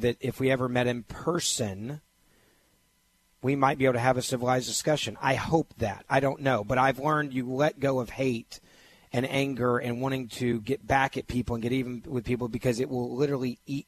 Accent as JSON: {"language": "English", "town": "Memphis", "region": "Tennessee", "country": "United States", "tie": "born or raised there", "said": "I grew up in Memphis, Tennessee"}